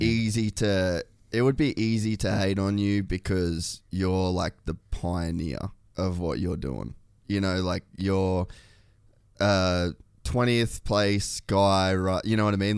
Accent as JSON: {"language": "English", "country": "Australia", "also_born_or_lived": "United States", "moved": "yes", "said": "I'm Australian"}